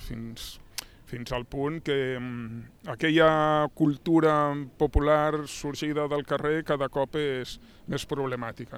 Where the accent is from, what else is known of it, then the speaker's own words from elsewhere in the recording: Catalonia, Spain; ens conforma com a, com a catalans.